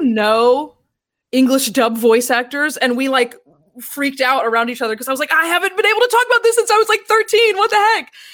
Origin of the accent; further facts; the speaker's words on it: Tampa, Florida, United States; also born or lived in Orlando; I'm from Central Florida. I grew up in Tampa and then I moved to Orlando for college